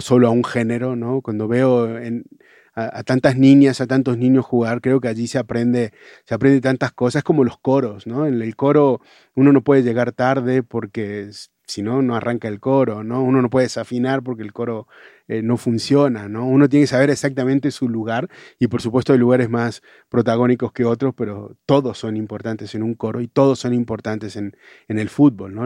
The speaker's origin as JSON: {"language": "Spanish", "town": "Laguna Larga", "region": "Córdoba", "country": "Argentina", "tie": "born or raised there", "said": "Yo soy de Córdoba, de un pueblo de Córdoba."}